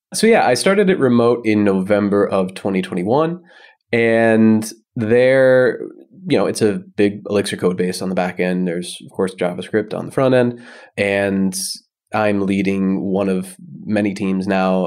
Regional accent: United States; moved away as an adult; now in Berlin, Germany; I am American, but I live in Germany. I've lived in Berlin for seven years now.

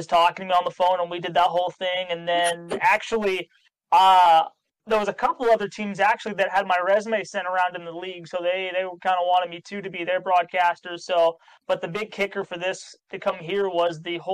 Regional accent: Santa Clara, California, United States; now in Baton Rouge, United States; I come from Santa Clara, California, so people who aren't really familiar with, you know, Bay Area, it's about 5 minutes where the Niners play, 49ers. But, you know, I grew up playing hockey over there since I was 8

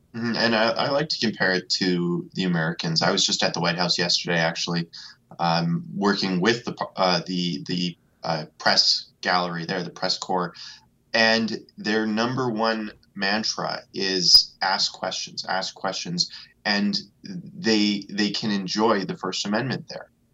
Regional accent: Alberta, Canada; I'm from Alberta

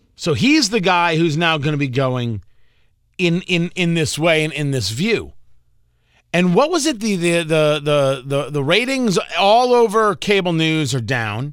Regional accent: New Jersey, United States; moved away; things that I grew up with growing up in Jersey

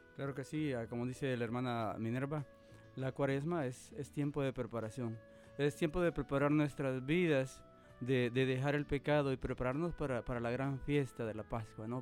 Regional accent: Cabañas, El Salvador; now in Nebraska, United States; yo soy originario de El Salvador. soy del departamento de Cabañas, mis ciudades y Lo Vasco. Y soy de, una pequeña comunidad llamada Lomas de Peña. pues allá, allá crecí

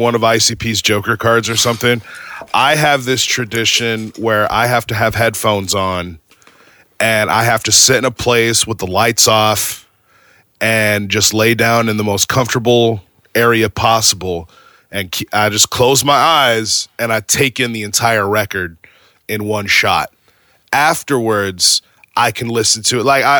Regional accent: Arizona, United States; moved away as an adult; now in Virginia, United States; I was born and raised in Arizona. And I've basically been in Arizona for 36 years

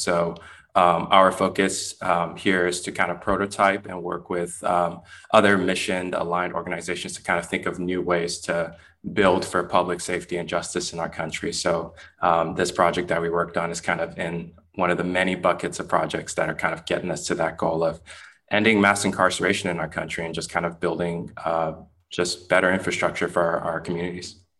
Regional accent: Richmond, California, United States; now in Oakland, United States; I grew up um, not too far from where I am based right now in Oakland, in Richmond, California

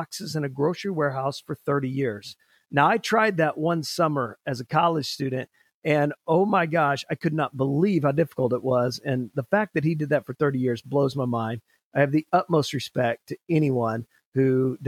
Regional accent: Oklahoma, United States; I'm from a small town on the east side of Oklahoma City. I graduated from Hera High School in 1992

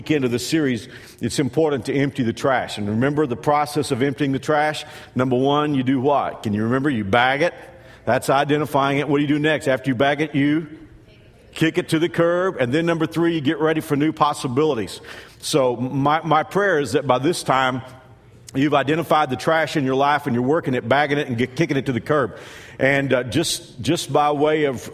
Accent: United States; Growing up in America

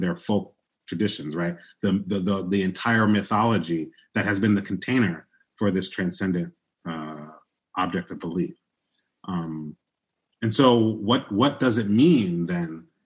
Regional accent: Chicago, Illinois, United States; also born or lived in New York; I was born in New York in a, like a mostly black context. Everybody I knew was a working class black person. I moved to Chicago when I was a kid

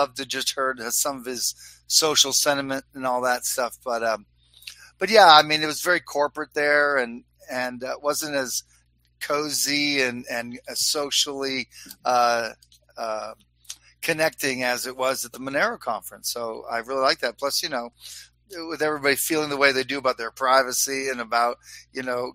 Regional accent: Orlando, Florida, United States; now in New Hampshire, United States; I grew up in Orlando

